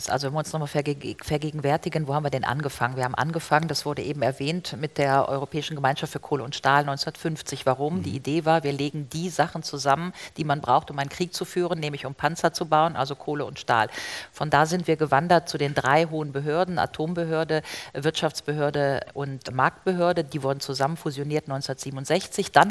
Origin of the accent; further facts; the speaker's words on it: Rhineland, Germany; oder ich komme aus dem Rheinland, ja, Griffenbruch